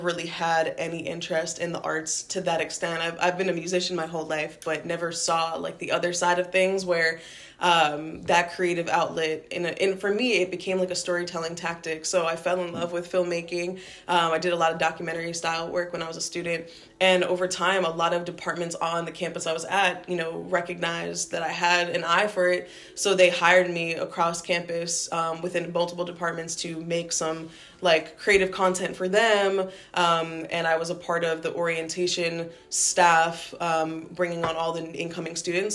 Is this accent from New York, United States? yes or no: yes; New York, United States; moved away as an adult; also born or lived in Rhode Island; now in Providence, United States; I was born and raised in New York